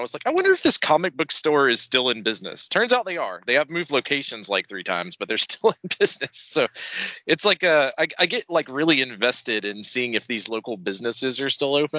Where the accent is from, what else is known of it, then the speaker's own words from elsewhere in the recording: Hall County, Georgia, United States; I grew up in Hall County